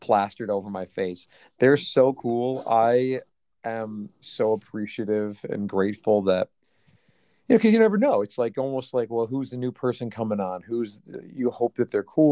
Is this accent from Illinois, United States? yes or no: yes; Chicago, Illinois, United States; this is actually the first show that I have done in my hometown